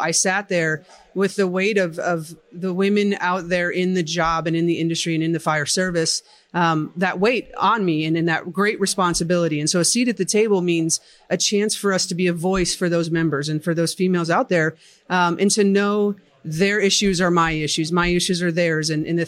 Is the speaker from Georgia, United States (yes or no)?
no; Colorado Springs, Colorado, United States; I am the vice president for Women in Fire, and I come from Colorado Springs, Colorado